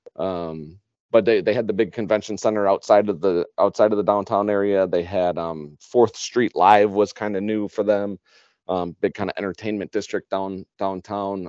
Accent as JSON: {"language": "English", "town": "Chicago", "region": "Illinois", "country": "United States", "tie": "born or raised there", "moved": "yes", "lives_now": "Wisconsin, United States", "said": "I grew up in Chicago"}